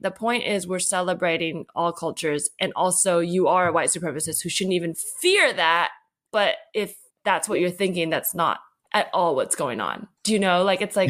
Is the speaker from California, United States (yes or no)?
yes; the Bay Area, California, United States; growing up in the Bay